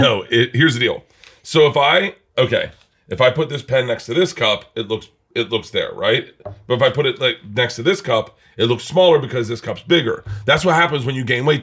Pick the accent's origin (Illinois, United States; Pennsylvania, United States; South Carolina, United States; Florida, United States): Florida, United States; I grew up in Florida